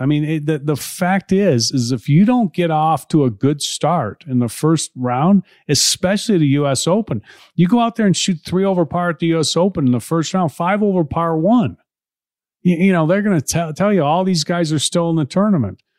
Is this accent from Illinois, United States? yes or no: yes; Chicago, Illinois, United States; I grew up in Chicago